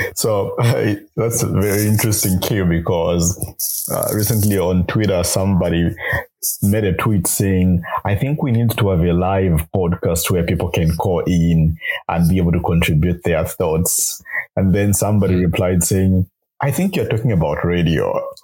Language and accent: English; Kitwe, Copperbelt Province, Zambia; I grew up uh, in uh, Kitwe on the copper belt province of Zambia